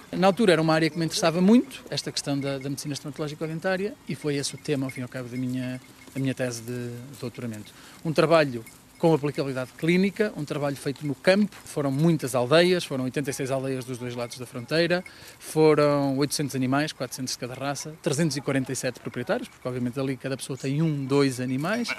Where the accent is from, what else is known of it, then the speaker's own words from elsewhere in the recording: Paredes de Coura, Norte, Portugal; moved away as an adult; also born or lived in Vila Real; now in Trás-os-Montes, Portugal; Eu sou de Paredes de Cora, de lá cresci até aos 18 anos